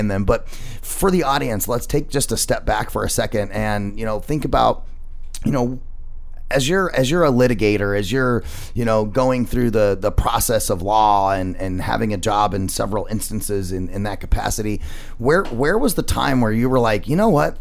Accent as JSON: {"language": "English", "region": "Arizona", "country": "United States", "tie": "born or raised there", "said": "I'm a native Arizonan."}